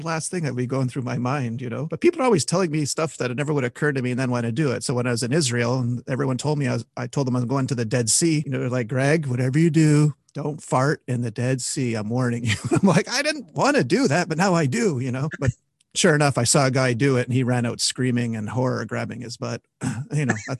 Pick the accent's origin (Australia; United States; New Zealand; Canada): Canada; I thought people were telling that just to mess with me because I was from Canada.